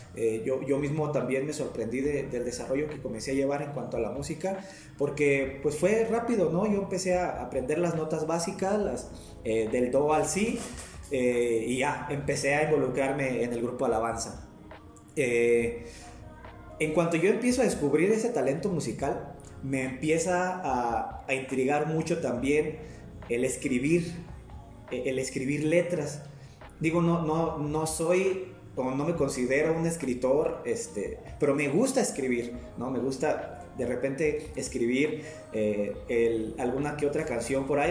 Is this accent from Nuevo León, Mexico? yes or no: no; Guadalajara, Jalisco, Mexico; also born or lived in Zamora, Michoacán / San Jeronimito, Guerrero; now in Maravatío, Mexico; radiqué muchos años en Zamora, Michoacán, pero pues este, soy nacido en Guadalajara, Jalisco